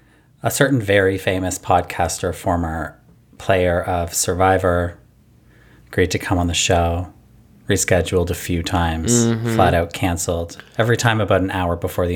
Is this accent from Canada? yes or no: yes; Canada; Because I'm Canadian.